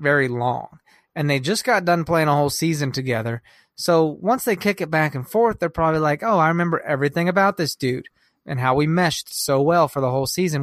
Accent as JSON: {"language": "English", "region": "Kansas", "country": "United States", "moved": "yes", "lives_now": "Chicago, United States", "said": "We're from Kansas"}